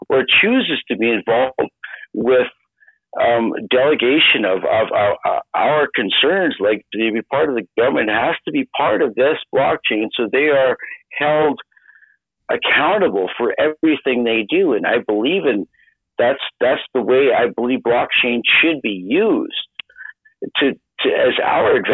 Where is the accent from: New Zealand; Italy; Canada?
Canada; I so appreciate as a Canadian